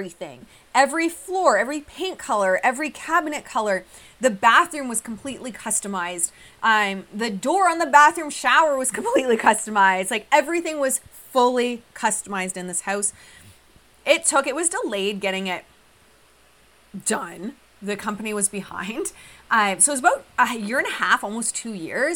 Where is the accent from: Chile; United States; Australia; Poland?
Australia; moved away; at my family's farm, valleys growing up in Australia